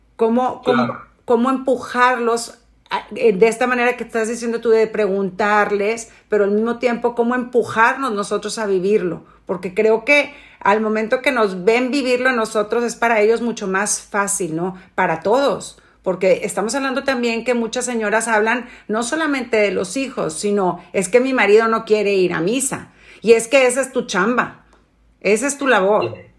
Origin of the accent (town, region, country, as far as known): Mexico